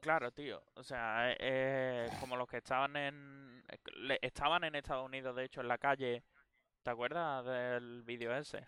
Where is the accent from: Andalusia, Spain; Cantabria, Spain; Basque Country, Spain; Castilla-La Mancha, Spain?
Andalusia, Spain; a town around Seville; moved away; las personas que viven en pueblos como yo vivía o, todos los pueblos que rodean a Sevilla